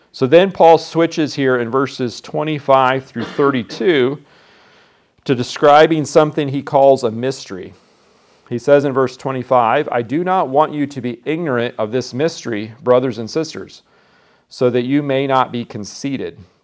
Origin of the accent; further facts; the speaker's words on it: Iowa, United States; I'm from Iowa